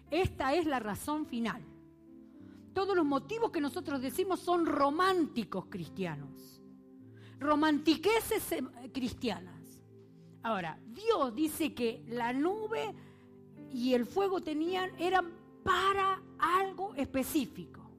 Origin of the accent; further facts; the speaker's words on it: Argentina; moved away; A mí me parece que todo el mundo se da cuenta que soy argentina, que sí. ¿Sí? ¿Se nota que soy argentina? Voy a Argentina y dicen, no hables así.